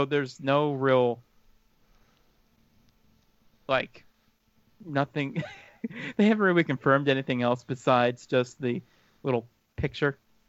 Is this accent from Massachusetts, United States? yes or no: no; Pennsylvania, United States; I am from Pennsylvania.